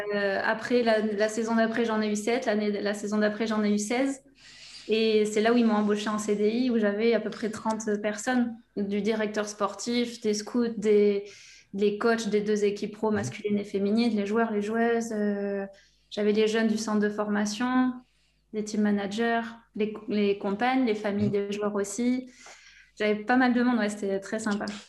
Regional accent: between Bordeaux and the Basque Country, Nouvelle-Aquitaine, France; je viens de, de, la région Aquitaine, entre Bordeaux et le Pays Basque.

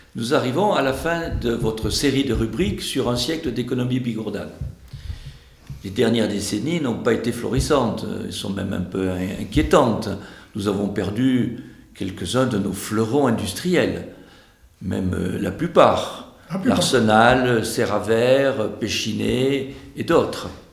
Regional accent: Bigorre, Occitania, France; chez nous, en Bigorre

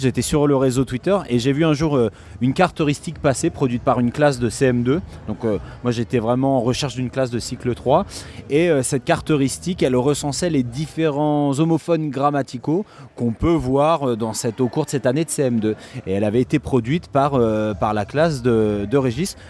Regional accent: Seine-et-Marne, Île-de-France, France; Je viens d'Île-de-France, plus précisément de Seine-et-Marne

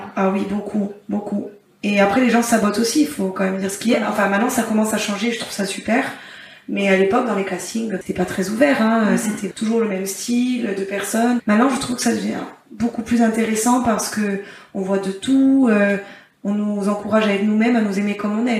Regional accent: Corsica, France; chez nous en Corse

